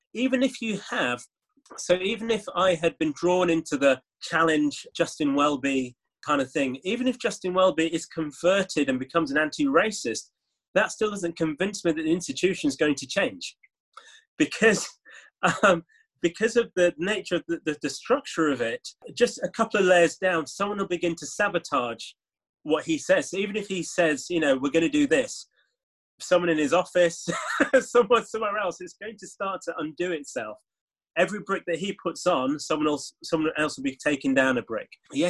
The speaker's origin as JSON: {"language": "English", "town": "Leeds", "region": "Yorkshire and the Humber", "country": "United Kingdom", "tie": "born or raised there", "said": "growing up in leeds i thought of myself as someone from leeds a yorkshireman who had caribbean parents"}